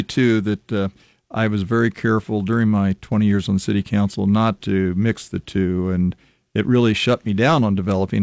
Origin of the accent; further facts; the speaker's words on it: Lincoln, Nebraska, United States; I was born and raised here in Lincoln